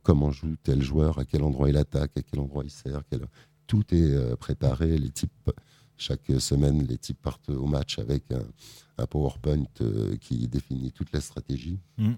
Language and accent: French; Conflans-Sainte-Honorine, Île-de-France, France; Je suis né à Conflans, donc forcément, je suis un Euh, j'adore cette ville